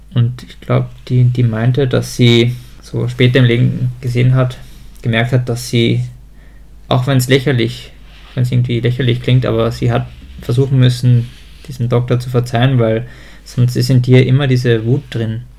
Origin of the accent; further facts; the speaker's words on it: Germany; aufgewachsen, also und geboren bin ich in Deutschland